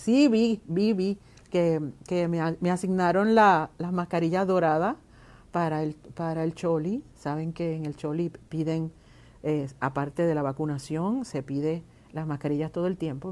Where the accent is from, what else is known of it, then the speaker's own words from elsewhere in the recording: Puerto Rico; como artista, como mujer, como puertorriqueña